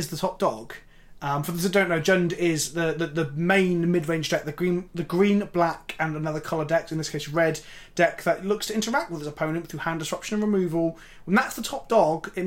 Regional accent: United Kingdom; I'm as British as ever

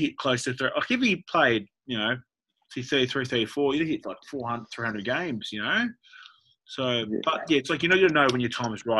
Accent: Sydney, New South Wales, Australia; I was born in Sydney, Australia, born Northern Beaches

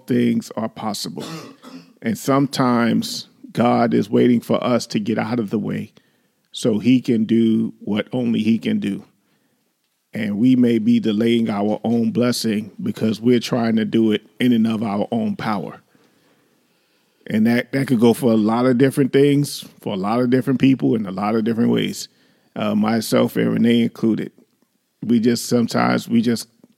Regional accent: New York, United States; we grew up in New York

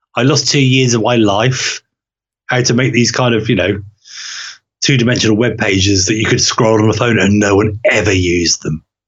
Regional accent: Norway; moved away; where I um, grew up as a child, before I moved away from Norway and moved back

